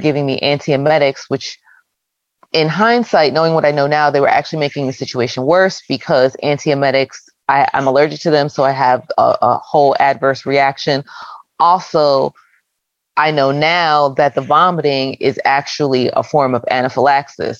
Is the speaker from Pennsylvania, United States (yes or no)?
yes; Philadelphia, Pennsylvania, United States; I'm from the Philadelphia area